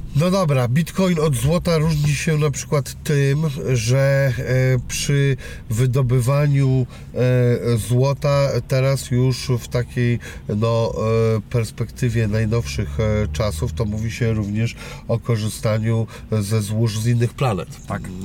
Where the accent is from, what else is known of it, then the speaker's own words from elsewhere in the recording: Szczecin, West Pomeranian Voivodeship, Poland; moved away; jestem oryginalnie ze Szczecina